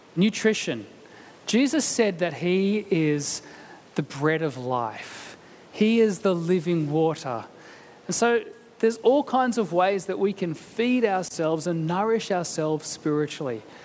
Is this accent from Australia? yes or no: yes; Canberra, Australian Capital Territory, Australia; moved away; having come from Canberra